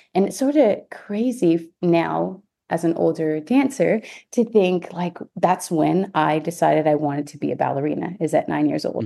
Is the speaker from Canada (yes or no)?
yes; Ontario, Canada; moved away as an adult; also born or lived in Houston, United States; now in United States; I'm from Ontario, Canada